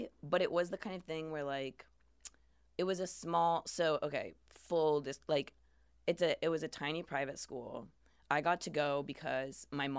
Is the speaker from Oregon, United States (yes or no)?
yes; Portland, Oregon, United States; I'm from Portland, Oregon